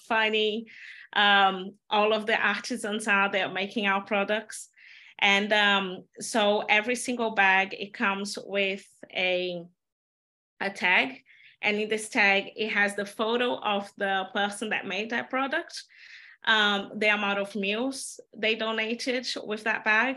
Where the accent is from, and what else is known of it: Belo Horizonte, Minas Gerais, Brazil; born or raised there; moved away; also born or lived in Amazon jungle